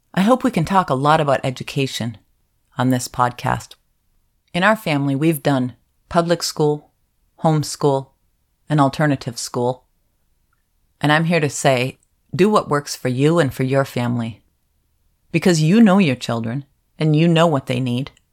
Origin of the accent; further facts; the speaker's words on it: Upper Peninsula of Michigan, United States; moved away; also born or lived in Pacific Northwest; I was raised in the Upper Peninsula of Michigan for most of my childhood, and I've lived in the Pacific Northwest for most of my adult life